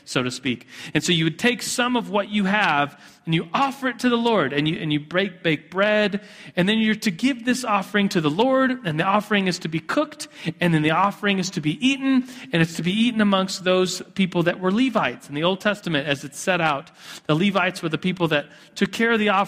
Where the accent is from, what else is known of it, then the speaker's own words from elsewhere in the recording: United States; being guilty of just being an American and a consumerist